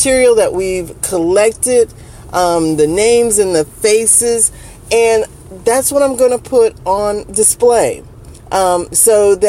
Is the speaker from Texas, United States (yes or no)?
no; Dayton, Ohio, United States; now in Atlanta, United States; Dayton being my hometown